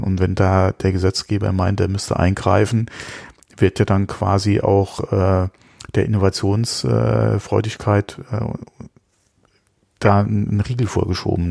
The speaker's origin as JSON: {"language": "German", "country": "Germany", "said": "bei uns in Deutschland"}